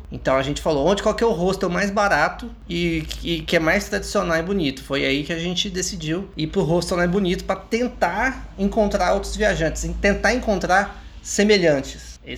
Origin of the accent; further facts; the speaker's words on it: Goiânia, Goiás, Brazil; Olha que eu sou de Goiânia, viu?